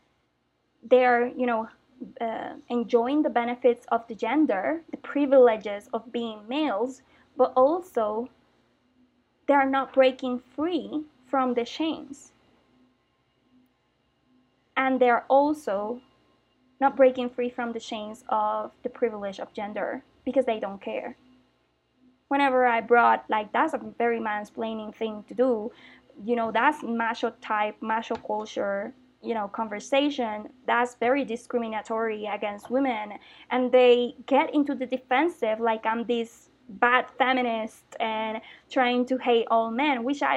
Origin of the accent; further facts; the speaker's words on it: Puerto Rico; English is a second language; moved away as an adult; now in Mexico; in 2016, I moved finally from Puerto Rico